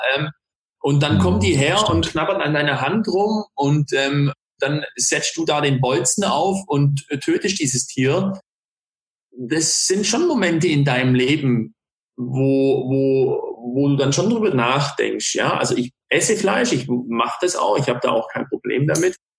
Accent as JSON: {"language": "German", "town": "Ulm", "region": "Baden-Württemberg", "country": "Germany", "said": "in Ulm, ähm, also wo ich herkomme"}